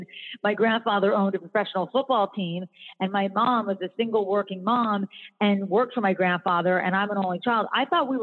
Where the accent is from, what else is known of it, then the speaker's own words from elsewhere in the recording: Philadelphia, Pennsylvania, United States; now in North Carolina, United States; I grew up in Philadelphia